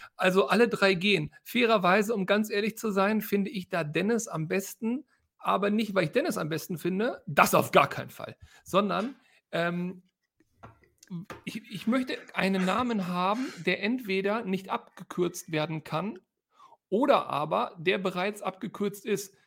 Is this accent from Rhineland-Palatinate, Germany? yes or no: no; Hanover, Lower Saxony, Germany; moved away as an adult; now in Detmold, Germany; meine Heimatstadt